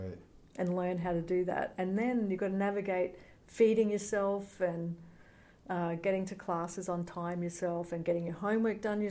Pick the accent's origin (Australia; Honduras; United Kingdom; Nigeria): Australia; now in United States; I'm an Australian too